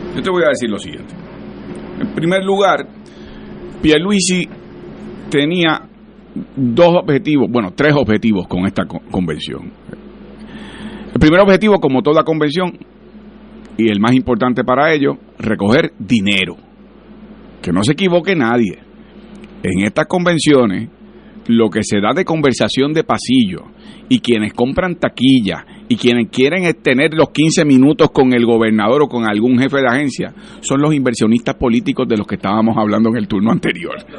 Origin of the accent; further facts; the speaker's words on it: Puerto Rico; somos una propiedad de los Estados Unidos bajo la cláusula territorial